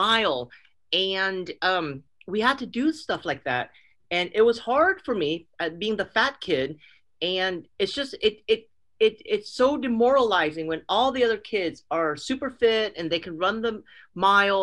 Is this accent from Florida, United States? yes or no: no; Oakland, California, United States; also born or lived in San Mateo; I grew up in the Bay Area, in Northern California Bay Area. I grew up in Oakland, and we bounced around from places to places, Oakland and then San Mateo